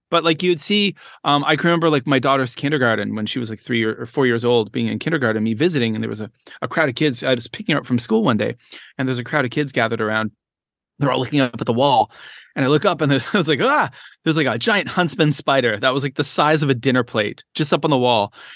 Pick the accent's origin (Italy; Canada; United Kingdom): Canada; moved away as an adult; now in Shenzhen, China; I am a Canadian, uh, primary school educator